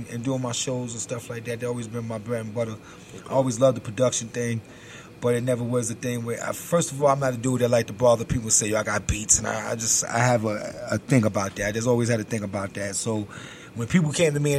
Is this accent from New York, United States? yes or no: yes; New York City, New York, United States; also born or lived in Bronx; I was born in Brooklyn